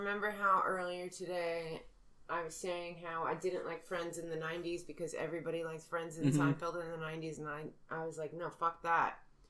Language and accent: English; New York, United States; I'm from New York.